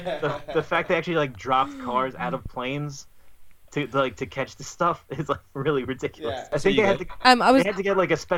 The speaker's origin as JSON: {"language": "English", "region": "New York", "country": "United States", "said": "I'm from New York, so we just say mean things."}